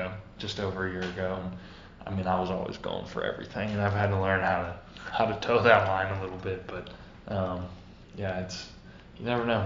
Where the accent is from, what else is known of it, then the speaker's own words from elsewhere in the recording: North Dakota, United States; moved away; I was a Vikings fan growing up in North Dakota